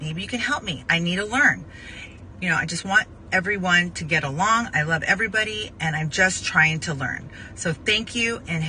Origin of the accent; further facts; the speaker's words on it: Arizona, United States; I grew up in Arizona with people that were born a boy and a girl, and maybe a hermaphrodite here and there.